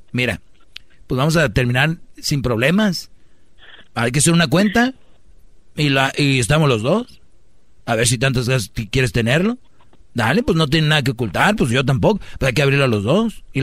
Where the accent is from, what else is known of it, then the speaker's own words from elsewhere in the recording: Nayarit, Mexico; Nosotros somos de Nayarit.